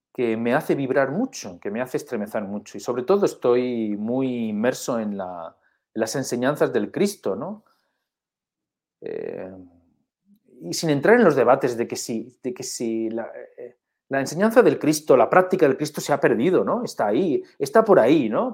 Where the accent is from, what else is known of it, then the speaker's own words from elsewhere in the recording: Spain; somos españoles